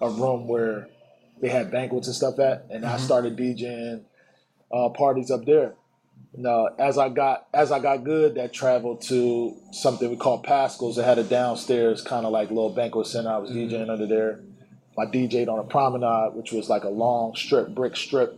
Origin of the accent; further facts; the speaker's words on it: Philadelphia, Pennsylvania, United States; moved away as an adult; also born or lived in Atlanta; I was from Philly